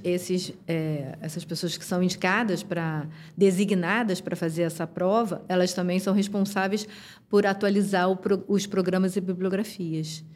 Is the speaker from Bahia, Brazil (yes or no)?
no; Rio de Janeiro, Brazil; eu sou carioca